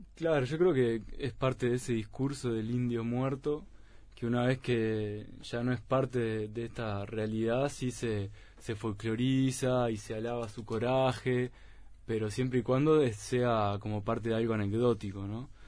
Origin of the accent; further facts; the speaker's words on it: Uruguay; nosotros como uruguayos